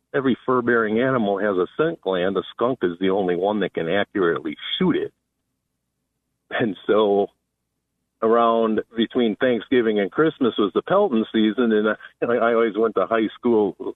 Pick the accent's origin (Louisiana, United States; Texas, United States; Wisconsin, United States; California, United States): Wisconsin, United States; now in Lakewood, United States; when I was a kid growing up in Wisconsin, we had a mink ranch